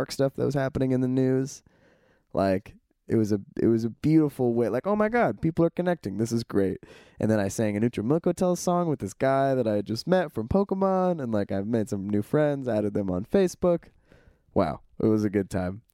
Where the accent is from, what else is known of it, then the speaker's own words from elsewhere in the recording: California, United States; we're from California